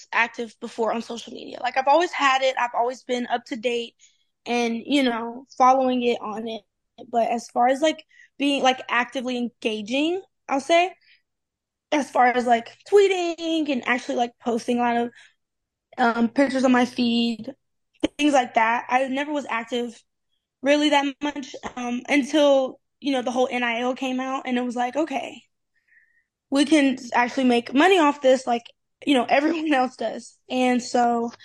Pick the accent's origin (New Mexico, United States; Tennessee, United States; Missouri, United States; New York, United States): Tennessee, United States; moved away as an adult; now in Maryland, United States; I am from Tennessee